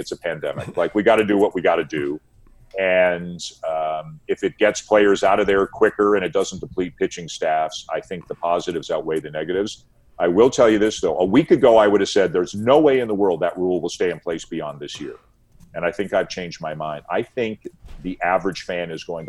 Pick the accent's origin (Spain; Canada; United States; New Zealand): Canada; Toronto, Ontario; I'm from Toronto.